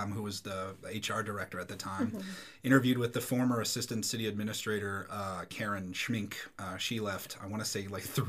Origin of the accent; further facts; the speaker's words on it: Castle Rock, Colorado, United States; now in Brush, United States; growing up in Castle Rock